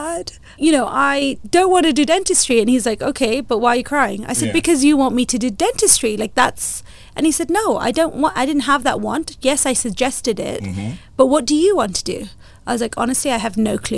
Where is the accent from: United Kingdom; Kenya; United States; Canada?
Kenya; Being a Kenyan and Indian as well